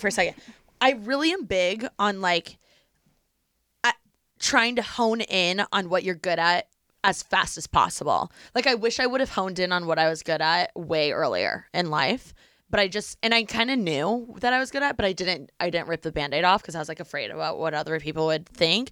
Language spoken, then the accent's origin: English; Bloomington, Indiana, United States; moved away as an adult; also born or lived in Los Angeles; my hometown is Bloomington